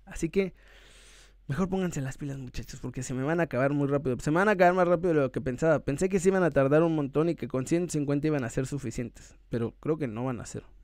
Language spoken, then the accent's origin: Spanish; Mexico